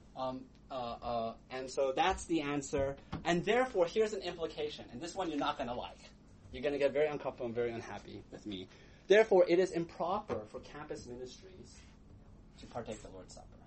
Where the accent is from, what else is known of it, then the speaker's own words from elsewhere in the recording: United States; we are American individualists